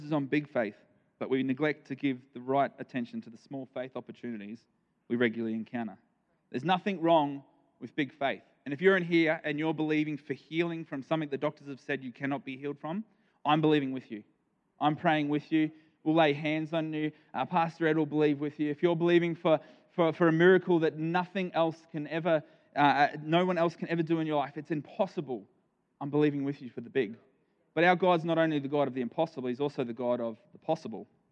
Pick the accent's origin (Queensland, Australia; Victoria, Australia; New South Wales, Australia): Queensland, Australia; Nambour; moved away as an adult; now in Ardrossan, Australia; we are from South Australia now, um, but I, I did grow up here for 31 years of my life.